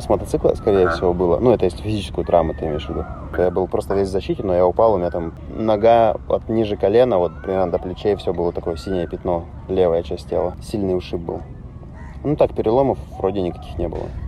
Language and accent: Russian; Russia; я из России